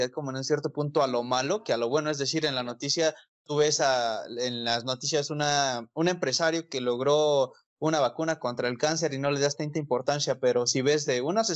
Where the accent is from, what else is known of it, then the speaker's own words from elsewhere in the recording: Mexico; also born or lived in Mexico City; lo que vives como mexicano, quizás en un cierto punto nosotros que vivimos en la Ciudad de México